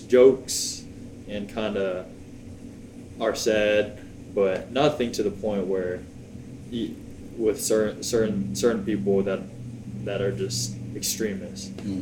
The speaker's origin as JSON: {"language": "English", "town": "Plano", "region": "Texas", "country": "United States", "tie": "born or raised there", "also_born_or_lived": "Virginia / Tyler, Texas / Brownfield, Texas", "said": "grew up in the DFW area, Plano, Texas, 972 area code. Then we ended up moving to Brownfield uh, roughly 10 years ago. Finished high school there"}